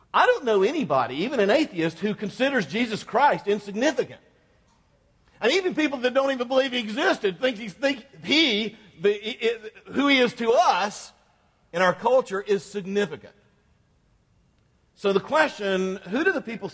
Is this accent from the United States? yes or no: yes; United States; I was born in the United States.